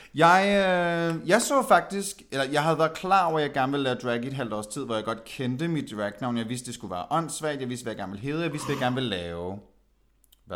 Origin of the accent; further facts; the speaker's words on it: Aalborg, North Denmark Region, Denmark; jeg er født og opvokset i Aalborg